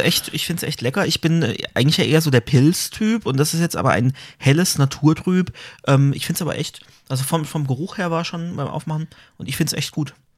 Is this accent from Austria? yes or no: no; Karlsruhe, Baden-Württemberg, Germany; als Karlsruher kennt man